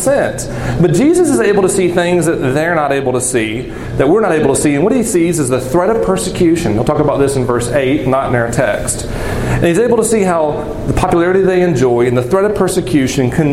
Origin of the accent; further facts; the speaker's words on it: the South, United States; I'm from the South